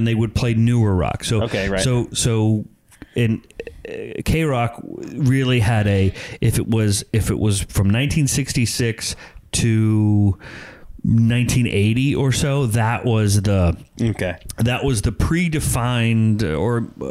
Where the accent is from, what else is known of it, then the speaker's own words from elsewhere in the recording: Verona, New Jersey, United States; We grew up in New Jersey in a small little town called Verona.